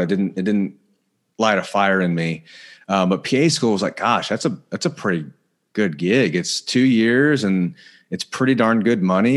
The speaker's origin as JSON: {"language": "English", "region": "Indiana", "country": "United States", "tie": "born or raised there", "also_born_or_lived": "Denver, Colorado", "moved": "as an adult", "lives_now": "California, United States", "said": "I was born in Denver originally, but, uh, grew up in Indiana. So I'm a, I'm a Midwest guy"}